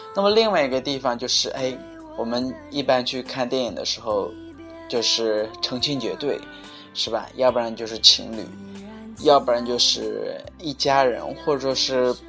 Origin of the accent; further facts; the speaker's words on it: China; 我们中国人